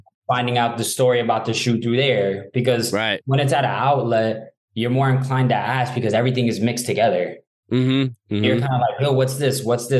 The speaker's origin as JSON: {"language": "English", "town": "Kissimmee", "region": "Florida", "country": "United States", "tie": "born or raised there", "also_born_or_lived": "New York", "moved": "as an adult", "lives_now": "Los Angeles, United States", "said": "I didn't live long enough in New York as a kid for it to be ingrained in me. Mm. So I grew up in Florida in the South."}